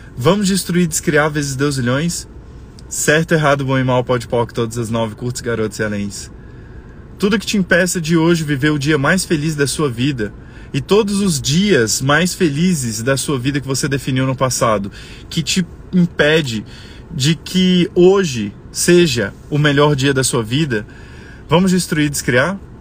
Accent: Brazil; nós somos brasileiros

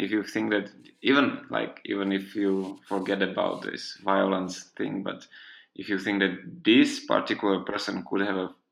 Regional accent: Bologna, Emilia-Romagna, Italy; English is a second language; now in Denmark; I was born in Bologna, which is in the north

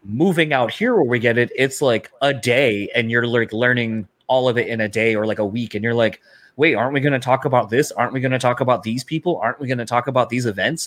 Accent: Delaware, United States; now in Michigan, United States; growing up in Delaware

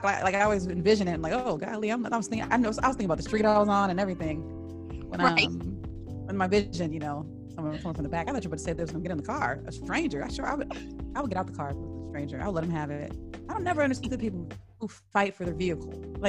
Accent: Washington, United States; also born or lived in Southern California; I moved here when I was like 11, 12. Before that I lived in Southern California. So when people ask where I'm from, I say Washington.

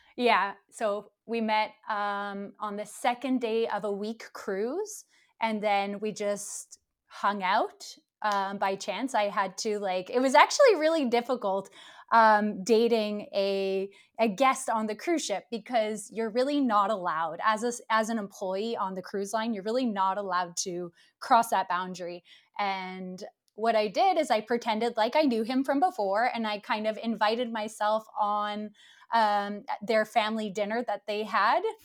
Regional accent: Ottawa, Ontario, Canada; moved away as an adult; now in Stockholm, Sweden; I'm originally from Canada. I'm from the uh, capital, Ottawa

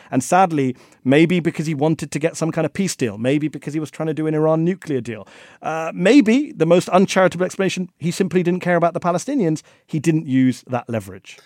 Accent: India; I'm from India

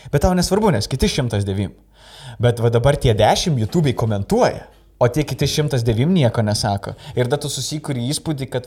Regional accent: Lithuania; moved away as an adult; also born or lived in England; aš iš Anglijos grįžau, e, stand-upinau Angliją ir čia grįžau dabar.

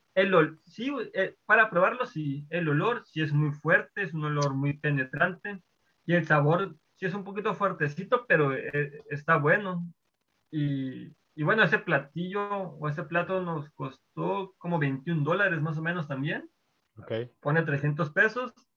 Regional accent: Sonora, Mexico; moved away as an adult; now in Melbourne, Australia

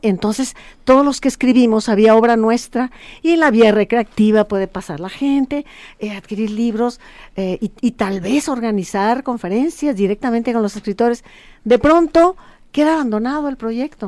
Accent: Mexico; Soy el México de Rulfo

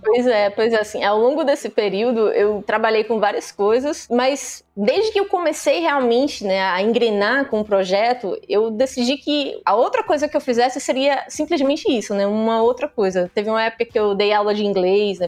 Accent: Pernambuco, Brazil; accent: nordestina; eu sou pernambucana

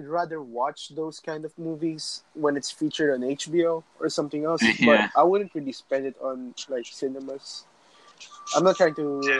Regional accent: Philippines; I'm Filipino

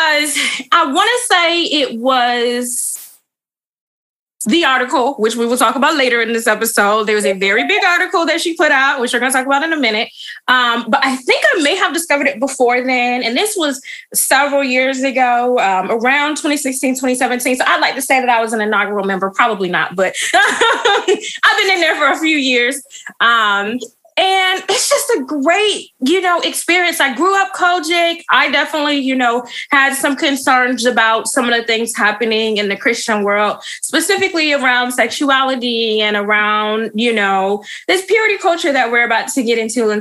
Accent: Michigan, United States; I'm from Michigan.

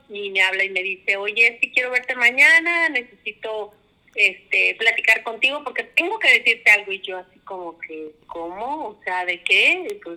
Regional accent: Oaxaca, Mexico; moved away as an adult; now in Coahuila, Mexico; Somos de Oaxaca, eh, ya tenemos 27 años viviendo aquí en Coahuila, pero nuestro origen, pues obviamente, ¿verdad? Se remonta a la ciudad de Oaxaca.

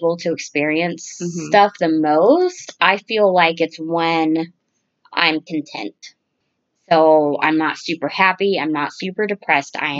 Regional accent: Texas, United States; moved away; I'm from Texas

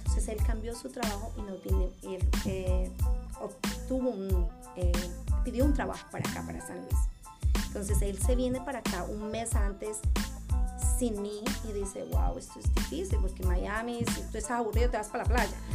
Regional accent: Ibagué, Tolima, Colombia; first language Spanish; moved away as an adult; also born or lived in Kansas City, United States; now in United States; yo soy original de Colombia, soy colombiana, soy ibaguereña, la ciudad musical de Colombia

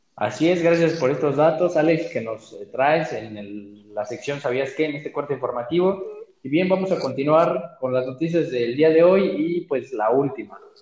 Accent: Mexico; los mexicanos somos así, la neta, somos un país

